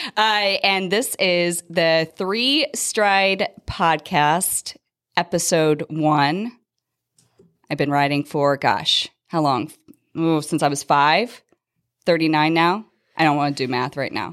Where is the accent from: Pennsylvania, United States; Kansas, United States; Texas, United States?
Pennsylvania, United States; Philadelphia; moved away as an adult; now in Las Vegas, United States; I'm actually originally from the Philadelphia area, but my husband's job brought us out here in two thousand five